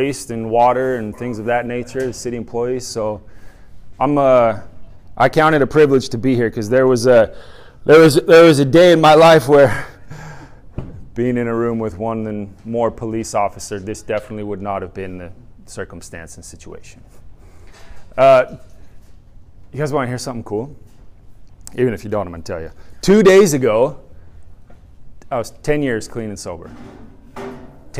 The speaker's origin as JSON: {"language": "English", "town": "San Diego", "region": "California", "country": "United States", "moved": "as an adult", "lives_now": "Ohio, United States", "said": "I'm from San Diego, so I'm accustomed to the sun, but we do love Ohio. We've been here about a year now"}